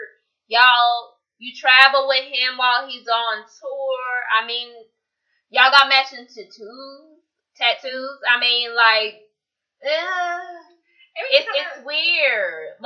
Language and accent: English; the South, United States; we grew up in the South as Southern women